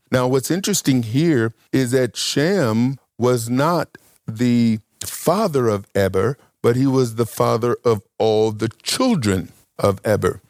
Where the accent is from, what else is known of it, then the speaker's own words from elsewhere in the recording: Mississippi, United States; also born or lived in Las Vegas / Michigan; now in North Carolina, United States; I'm from Mississippi. I lived in Las Vegas. I lived in Michigan. Now I live in North Carolina